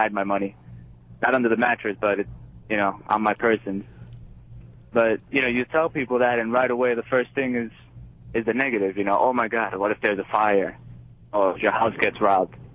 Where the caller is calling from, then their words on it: Jersey City, New Jersey, United States; I'm from New Jersey, actually, Jersey City.